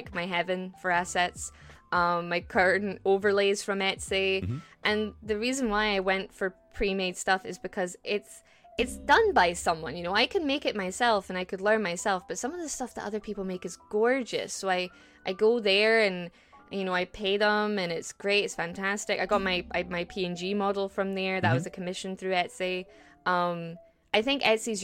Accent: Scotland, United Kingdom; I'm a Scottish, yes, the land of the brave, the land of the free.

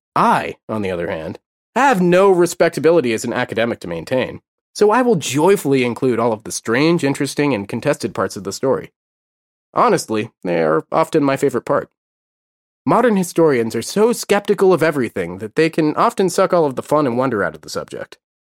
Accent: United States; I'm an American, and like most Americans, I only speak English as of yet

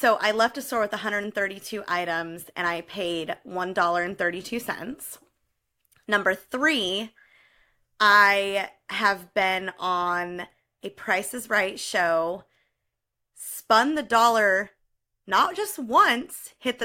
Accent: California, United States; moved away as an adult; also born or lived in Ohio; I grew up in California and then moved to Ohio for college

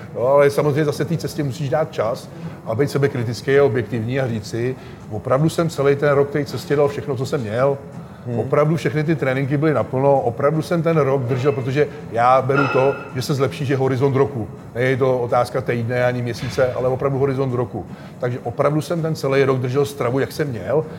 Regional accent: Czechia; u nás v Čechách

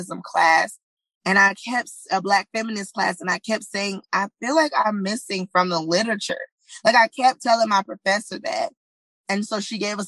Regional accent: Southern, United States; accent: Southern English; African-American Vernacular English; first language African-American Vernacular English; as a Southern girl, I speak, you know, Southern English, but also I speak African-American vernacular. It's my first language

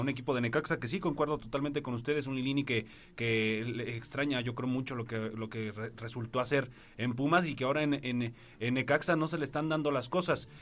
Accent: Mexico; como somos los mexicanos

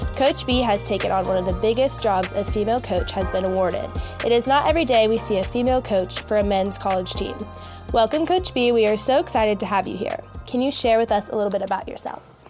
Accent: Charlotte, North Carolina, United States; moved away; I am a sophomore from Charlotte, North Carolina, and currently on the varsity women's lacrosse team here at Denison

